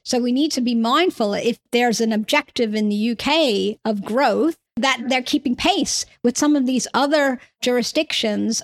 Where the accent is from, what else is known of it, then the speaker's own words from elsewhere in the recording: New York, United States; now in United Kingdom; I come from New York originally, hence my accent